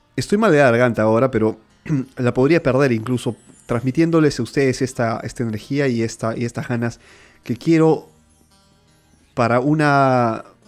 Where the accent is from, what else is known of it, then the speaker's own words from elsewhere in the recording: Lima, Peru; now in Milan, Italy; yo nací en Lima, Perú